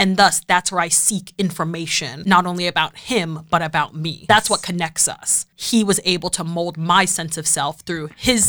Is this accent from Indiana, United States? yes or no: no; Boston, Massachusetts, United States; I grew up in Boston, and for those that know Boston, I grew up in Roslindale, which is an incredible neighborhood. Based in Boston proper. It's near Jamaica Plain and West Roxbury.